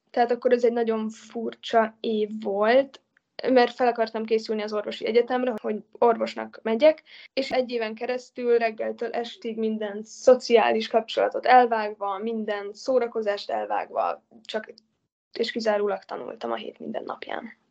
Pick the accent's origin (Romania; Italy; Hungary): Italy; Az abszolút. Hát ott nőttem föl igazából.